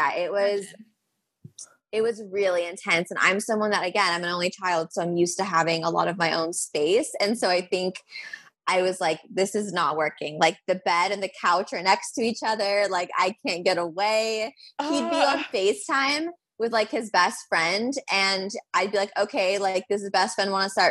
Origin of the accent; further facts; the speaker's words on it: Los Angeles, California, United States; I'm born and raised in Los Angeles